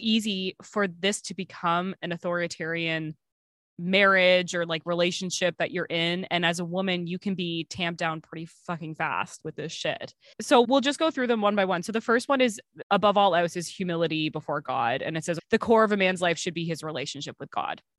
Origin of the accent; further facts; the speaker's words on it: Canada; I'm Canadian